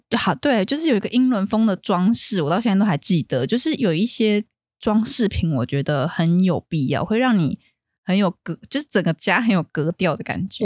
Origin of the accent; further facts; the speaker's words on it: Taiwan; 我们台湾人都有去过那种有一些婶婶阿姨家